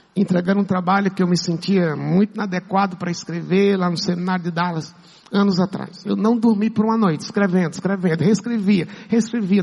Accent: Pernambuco, Brazil; moved away; também sou, sou pernambucano

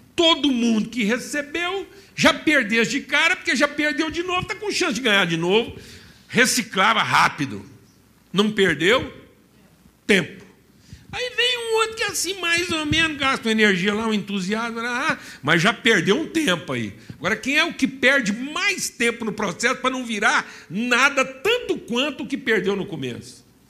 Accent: Minas Gerais, Brazil; falando como um bom mineiro

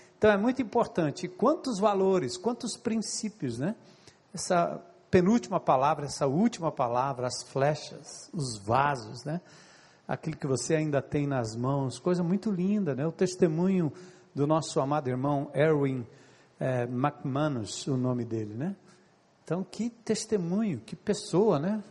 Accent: São Paulo, Brazil; moved away; also born or lived in Ceará; eu nasci e me criei em São Paulo

